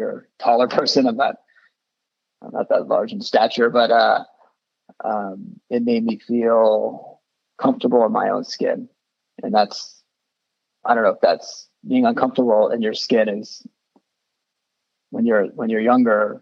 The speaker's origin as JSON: {"language": "English", "region": "South Florida", "country": "United States", "tie": "born or raised there", "said": "I grew up in South Florida"}